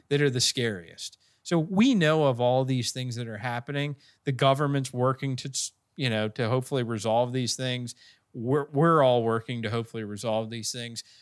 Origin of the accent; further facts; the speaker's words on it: Bel Air, Maryland, United States; right in my hometown, right down the street in Bel Air